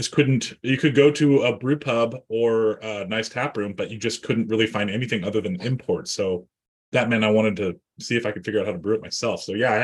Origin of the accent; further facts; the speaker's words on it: Portland, Oregon, United States; moved away; also born or lived in Seattle, Washington; I grew up in the Portland suburbs.